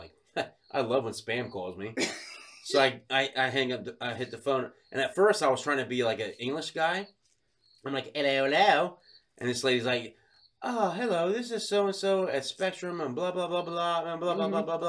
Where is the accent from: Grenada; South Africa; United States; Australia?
Australia; Sydney, New South Wales; I'm like, that's right. I'm from Sydney.